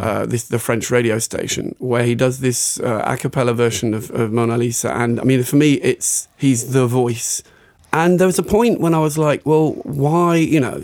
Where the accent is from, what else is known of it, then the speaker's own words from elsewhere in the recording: West Country, South West England, United Kingdom; moved away as an adult; now in France; I'm from the West Country